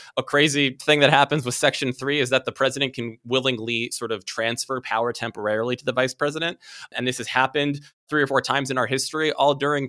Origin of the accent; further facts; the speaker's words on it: Washington, District of Columbia, United States; And also, I grew up in DC. I was born there. I went to school there.